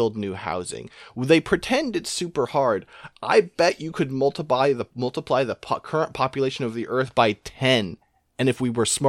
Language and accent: English; Los Angeles, California, United States; because I was born in Los Angeles